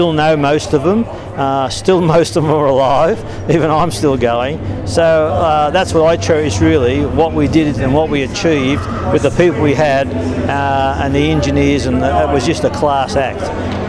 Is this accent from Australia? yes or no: yes; Australia; So they're the sort of things you miss as being an Australian.